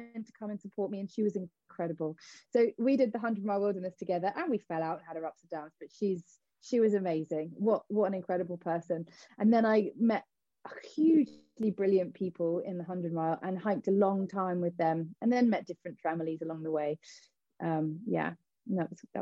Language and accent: English; Cornwall, South West England, United Kingdom; me being Cornish